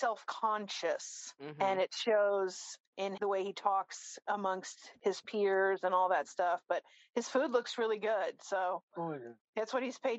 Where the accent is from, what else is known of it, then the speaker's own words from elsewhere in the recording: Smithtown, New York, United States; now in Texas, United States; I was born in Long Island